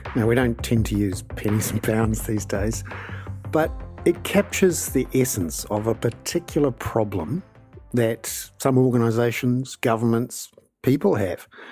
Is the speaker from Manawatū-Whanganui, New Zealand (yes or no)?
no; Wellington, New Zealand; I'm from Wellington